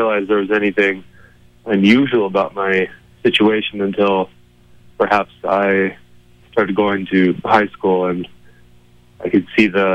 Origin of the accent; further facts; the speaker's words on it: Colorado, United States; also born or lived in Boulder County, Colorado / Crestone, Colorado; I grew up in Colorado mostly, in Boulder County, but also a great deal of that time, I grew up in southern Colorado in the San Luis Valley in a small town called Crestone